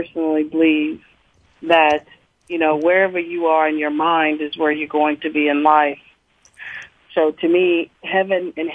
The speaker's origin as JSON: {"language": "English", "town": "Nashville", "region": "Tennessee", "country": "United States", "tie": "born or raised there", "said": "growing up in the Preston Taylor housing projects"}